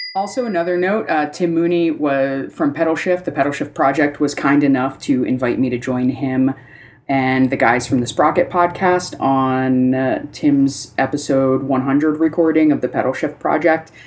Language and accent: English; East Coast, United States; now in Portland, United States; I grew up on the East Coast, so it's winter is winter is winter